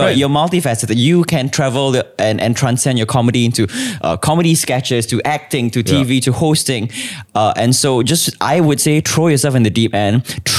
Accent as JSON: {"language": "English", "country": "Singapore"}